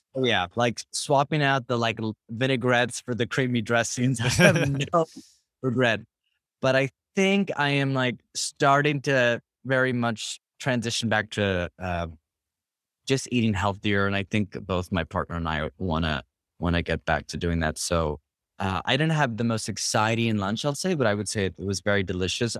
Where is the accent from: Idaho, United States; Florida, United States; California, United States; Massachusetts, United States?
California, United States; Berkeley; moved away as an adult; also born or lived in Richmond, California; I'm from Northern California, uh, Bay Area. Grew up in Berkeley, Richmond, um, for my whole childhood up until I was 18